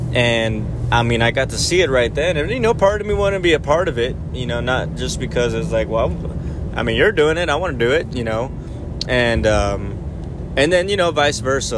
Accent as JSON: {"language": "English", "region": "South Texas", "country": "United States", "said": "I know South Texas"}